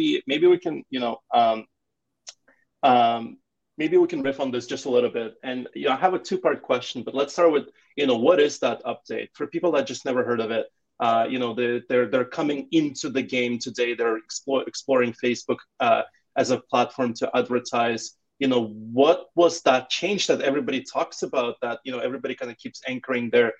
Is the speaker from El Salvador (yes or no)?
no; Ukraine; moved away as an adult; now in Toronto, Canada; I'm originally from Ukraine